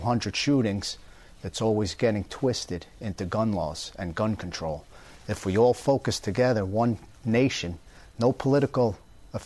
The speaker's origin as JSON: {"language": "English", "area": "Long Island", "region": "New York", "country": "United States", "tie": "born or raised there", "moved": "yes", "lives_now": "Florida, United States", "said": "When I grew up in Long Island, my father instilled in me"}